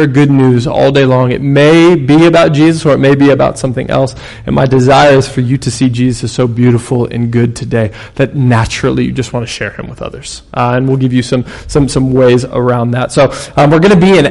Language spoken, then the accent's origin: English; Los Angeles, California, United States; We are from Los Angeles